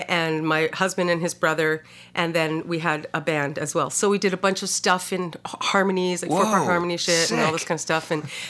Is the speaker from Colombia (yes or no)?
no; Vancouver, British Columbia, Canada; born there; I was born in Vancouver and we were Canadian. We traveled all over Canada, but also in the States quite a bit too